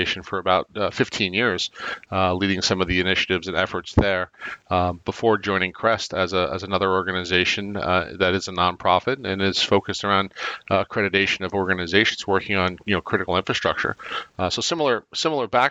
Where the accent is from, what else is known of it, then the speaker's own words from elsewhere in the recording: Long Island, New York, United States; Growing up in Long Island, being part of the 516 group